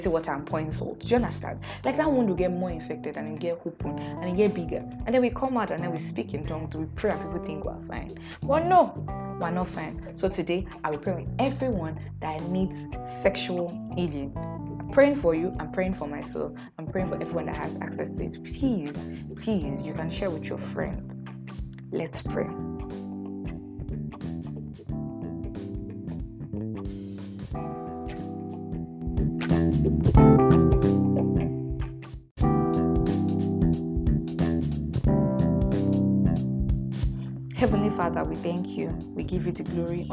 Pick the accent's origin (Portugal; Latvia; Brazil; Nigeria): Nigeria; I'm Nigerian